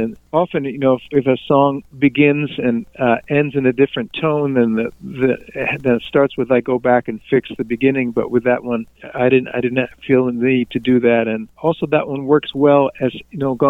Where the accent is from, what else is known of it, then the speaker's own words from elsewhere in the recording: New Jersey, United States; also born or lived in Pennsylvania; now in Minnesota, United States; I grew up in New Jersey and lived in Pennsylvania almost 20 years, and then to move to Minnesota